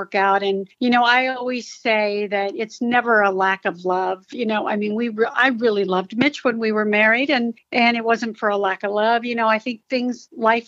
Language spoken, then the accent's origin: English; Torrance, California, United States; also born or lived in Oakland, California / Hawthorne, California; they moved to Torrance, California when I was a year old. So really, I'm from the South Bay area